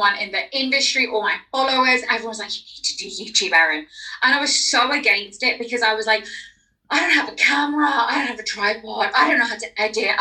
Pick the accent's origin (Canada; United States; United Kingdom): United Kingdom; London; accent: London; my accent isn't leaning too heavily towards London and slang